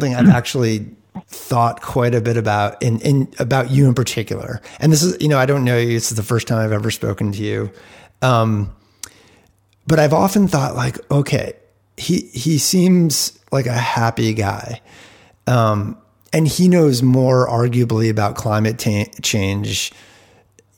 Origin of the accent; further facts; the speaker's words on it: East Coast, United States; also born or lived in Rutland, Vermont (family); now in Bend, United States; I grew up on the East Coast, and my mom's family is from around the Rutland area